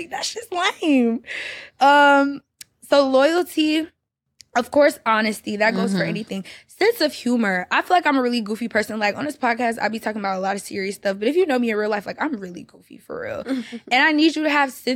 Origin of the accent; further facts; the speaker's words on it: Atlanta, Georgia, United States; I'm from Atlanta